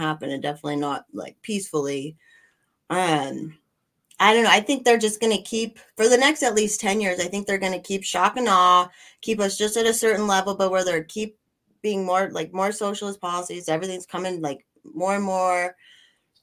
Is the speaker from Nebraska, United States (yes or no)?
no; Colorado, United States; I grew up in Colorado